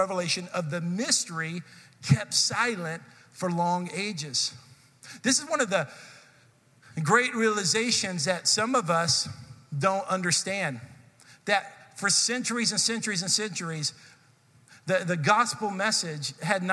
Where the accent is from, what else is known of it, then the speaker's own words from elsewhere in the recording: Texas, United States; I grew up in Texas, and so we spent some time studying this in Texas history, seventh grade Texas history